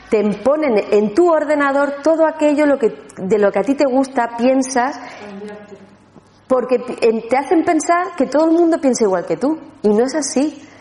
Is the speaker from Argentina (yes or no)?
no; Andalusia, Spain; una cosita más para celebrar, que somos andaluces.